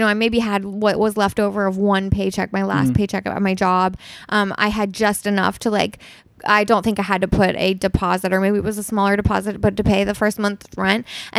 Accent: New York, United States; now in Los Angeles, United States; So like for me, you know, I came from New York before I moved

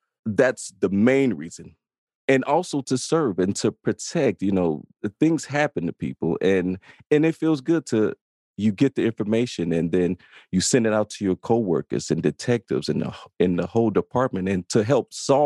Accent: Chicago, Illinois, United States; I grew up in the South Side of Chicago in Inglewood neighborhood

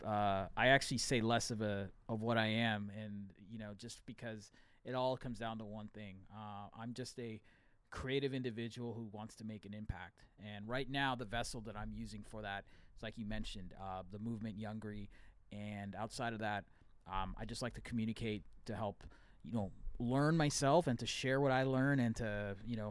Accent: United States; I'm American born, but I have Indian heritage

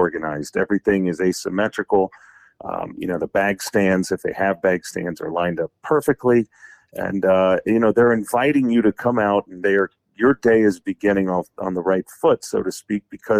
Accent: Indiana, United States; the state of Indiana, my home state

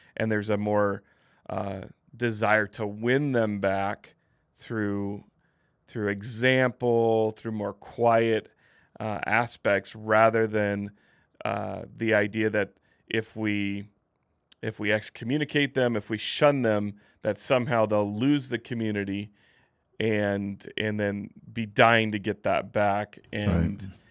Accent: Midwest, United States; now in Utah County, United States; growing up in the Midwest

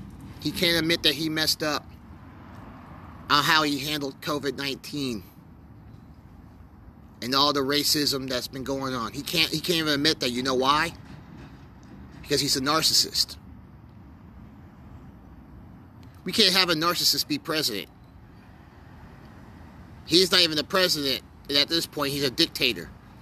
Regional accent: United States; because I'm an American and I love my freedoms and I love this country.

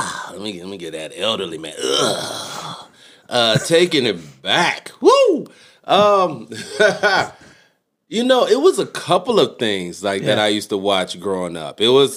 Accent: San Antonio, Texas, United States; also born or lived in Los Angeles; So, I'm like L.A. and Texas. So

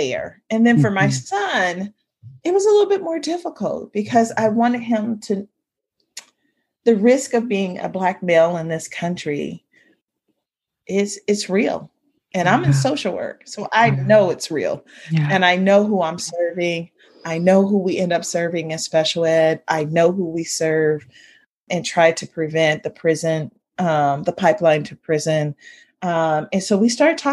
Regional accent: Ohio, United States; I grew up in Ohio with Sunday being the most segregated time of the hour

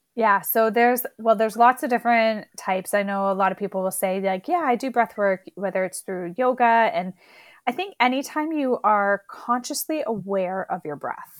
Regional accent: Canada; I'm Canadian

